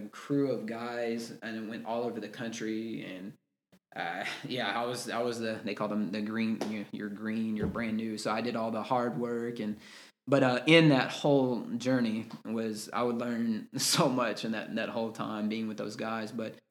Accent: Texas, United States; I'm from Texas

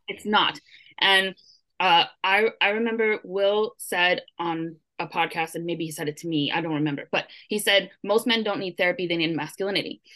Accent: Brooklyn, New York, United States; I'm from Brooklyn, and I'm Puerto Rican

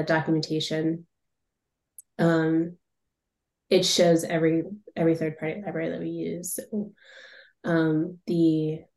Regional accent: Boston, Massachusetts, United States; now in Chester, United States; I'm from Boston, Massachusetts, but I live in a little town called Chester, New Hampshire now

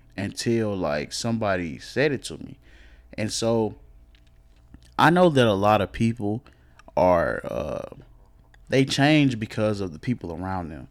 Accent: Cedar Hill, Texas, United States; also born or lived in DeSoto; I grew up in Cedar Hill

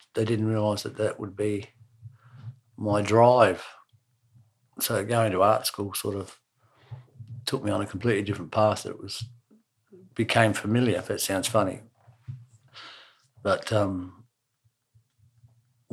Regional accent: Queenstown, Otago, New Zealand; born or raised there

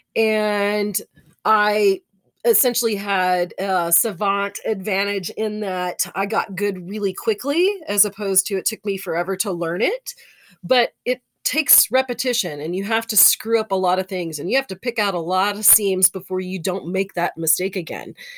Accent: Texas, United States; I'm from Texas

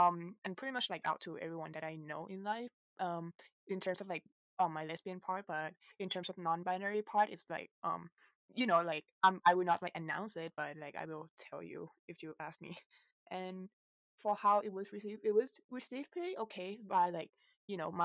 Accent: Bangkok, Thailand; I'm from Bangkok, Thailand.

